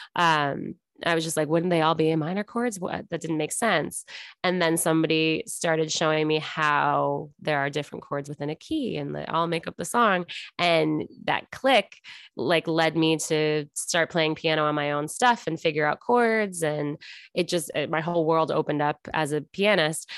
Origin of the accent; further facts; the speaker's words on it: Buffalo, New York, United States; moved away as an adult; also born or lived in Los Angeles; now in Kansas City, United States; I'm originally from Buffalo, New York, then I lived in New York for college, then afterwards, then I moved to L